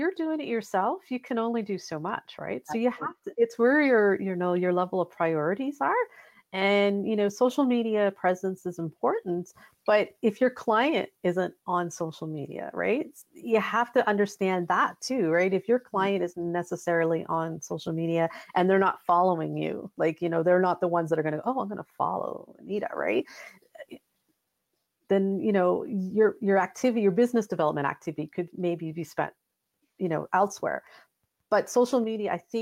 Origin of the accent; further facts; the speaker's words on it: Halifax, Nova Scotia, Canada; we're both from Halifax